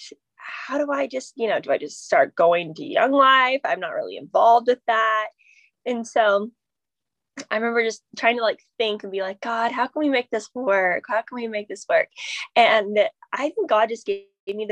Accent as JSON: {"language": "English", "town": "Phoenix", "region": "Arizona", "country": "United States", "moved": "yes", "lives_now": "San Diego, United States", "said": "I am from Phoenix originally, and I live in San Diego now"}